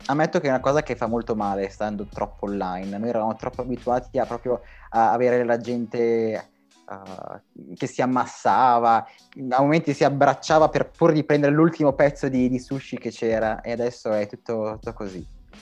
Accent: Brianza, Lombardy, Italy; moved away as an adult; now in Milan, Italy; vengo dalla Brianza, ma vivo da Milano, vivo a Milano da tre anni

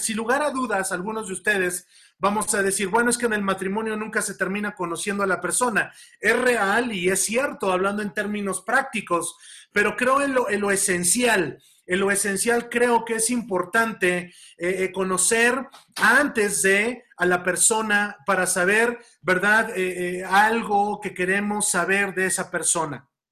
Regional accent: Mexico; tenemos impregnada esa cultura como mexicanos

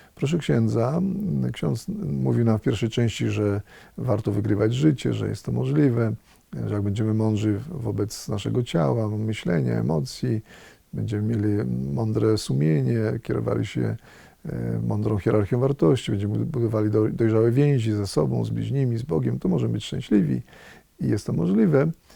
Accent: Radom, Masovian Voivodeship, Poland; moved away; z Radomia, z, moje, z mojego rodzinnego miasta

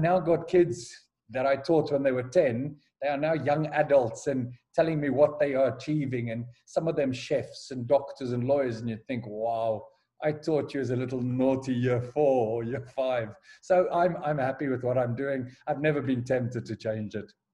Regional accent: Johannesburg, Gauteng, South Africa; moved away as an adult; also born or lived in Durban, South Africa / United Kingdom / Kyrgyzstan / Azerbaijan; now in Nigeria; I was born and raised in Johannesburg

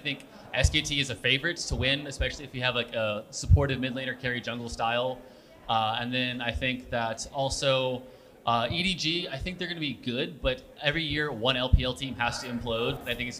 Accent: South Louisiana, United States; also born or lived in Long Island City, New York; now in New York, United States; I live here now, but that's where I'm from.

